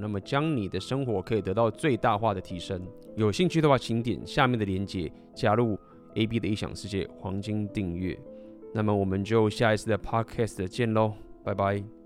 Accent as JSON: {"language": "Chinese", "country": "Taiwan", "accent": "Taiwanese", "said": "我他妈就是台湾人，我就是一个台湾的男孩"}